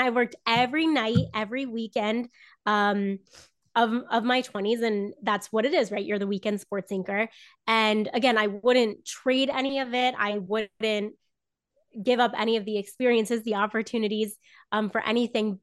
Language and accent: English; Southern Florida, United States; moved away as an adult; also born or lived in North Carolina; grew up in Florida